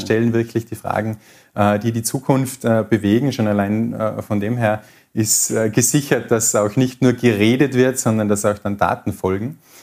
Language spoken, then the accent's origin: German; Tyrol, Austria; als Tiroler